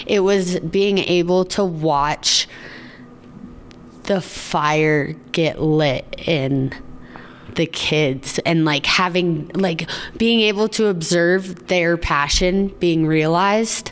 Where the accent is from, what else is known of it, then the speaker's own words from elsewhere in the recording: Steamboat Springs, Colorado, United States; growing up in Steamboat and snowboarding on the team.